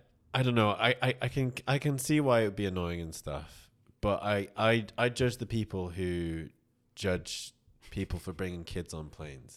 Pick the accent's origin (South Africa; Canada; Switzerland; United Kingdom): United Kingdom; No, I'm British.